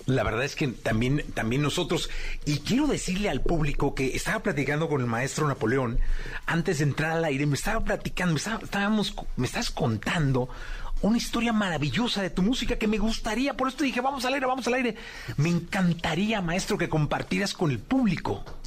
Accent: Mexico; como mexicano

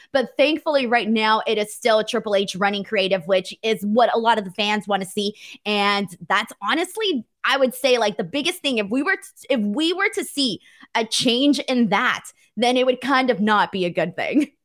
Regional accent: Los Angeles, California, United States; my hometown of, uh, you know, Los Angeles, California

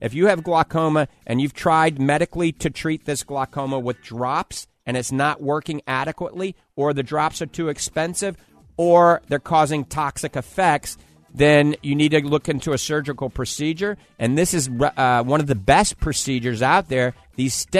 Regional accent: New Orleans, Louisiana, United States; I grew up in New Orleans

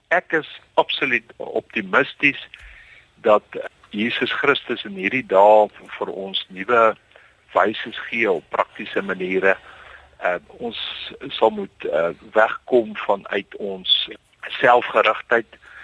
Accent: South Africa; ons godsdiens en ons sosiale leefwyse as Afrikaner is uh, baie diep aan mekaar gekoppel

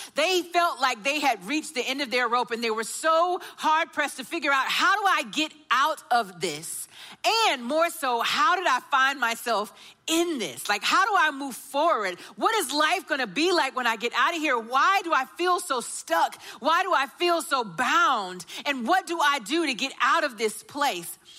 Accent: Augusta, United States; I grew up in Augusta and I was the daughter of a pastor

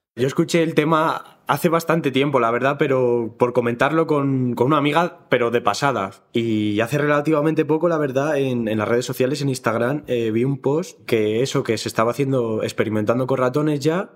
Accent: Madrid, Community of Madrid, Spain; soy también de aquí, de Madrid

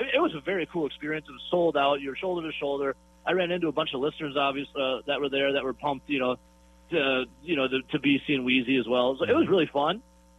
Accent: Wisconsin, United States; I'm from Wisconsin.

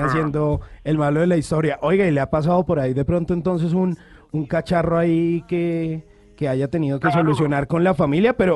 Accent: Medellín, Antioquia, Colombia; accent: paisa; Sí, más paisa que un berraco. Imagínese, más, más paisa que la arepa delgadita.

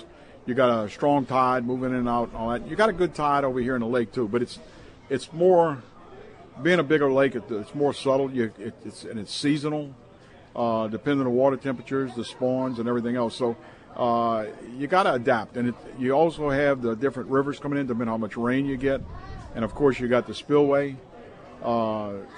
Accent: Metairie, Louisiana, United States; also born or lived in Thibodaux, Louisiana; now in Lacombe, United States; I was raised in Metairie and raised my kids in Metairie

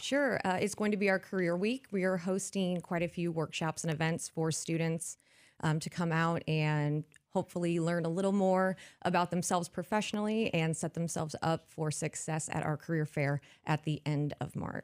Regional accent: Decatur, Illinois, United States; I'm from Decatur, Illinois

